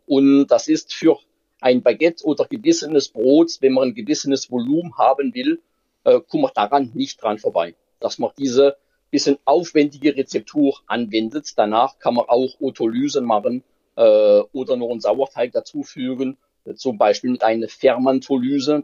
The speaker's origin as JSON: {"language": "German", "country": "France", "second_language": "German", "moved": "yes", "lives_now": "Germany", "said": "als Franzose"}